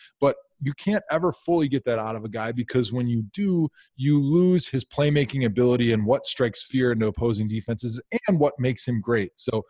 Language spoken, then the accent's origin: English; Wisconsin, United States; growing up in Wisconsin